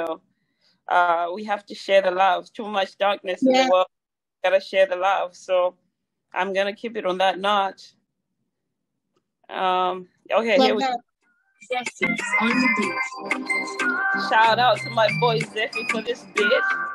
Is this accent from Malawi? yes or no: yes; Malawi; moved away; I'm originally from Malawi, Southeast of Africa